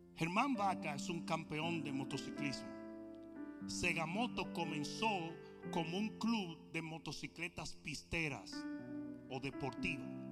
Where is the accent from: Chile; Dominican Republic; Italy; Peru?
Dominican Republic; nosotros dominicanos vamos 0 to 60